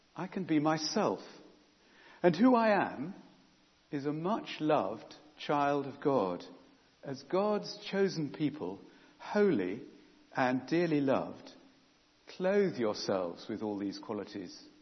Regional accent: England, United Kingdom; own up to being English

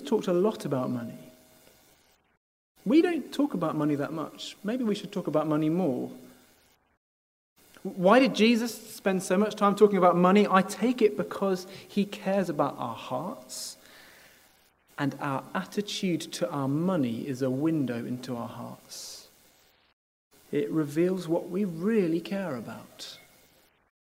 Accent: United Kingdom; part of being British

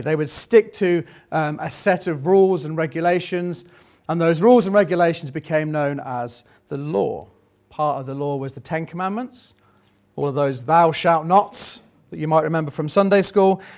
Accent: United Kingdom; we're still British

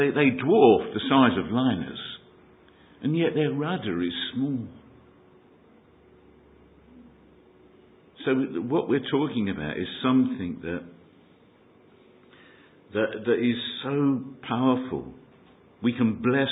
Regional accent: London, United Kingdom; accent: Cockney; Gives away my Cockney accent. My tongue tells you where I hail from. E17

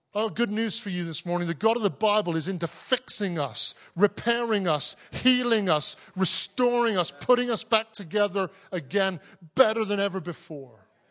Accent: Cornwall, South West England, United Kingdom; I grew up in Cornwall. I'm a Cornish man.

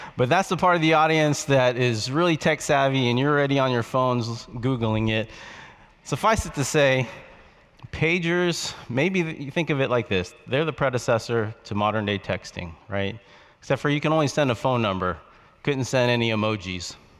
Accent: West Palm Beach, Florida, United States; moved away; Boynton Beach, Florida was near my hometown of West Palm Beach, Florida

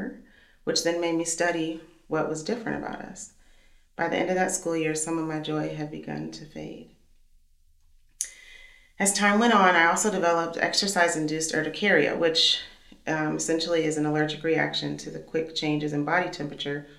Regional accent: Missouri, United States; now in Kansas City, United States; I'm from Missouri, and so this is home for us

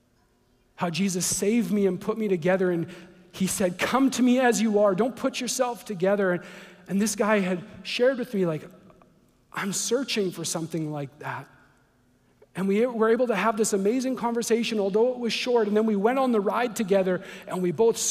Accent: Canada; I'm from Canada.

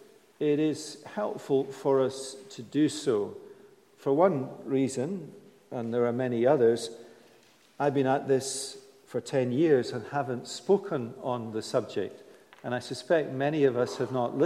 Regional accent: United Kingdom; we're British.

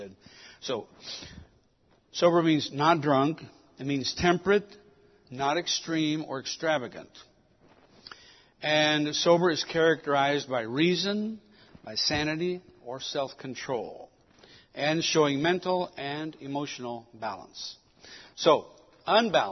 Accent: Mexico City, Mexico; I was born in Mexico City. That's why I speak two languages.

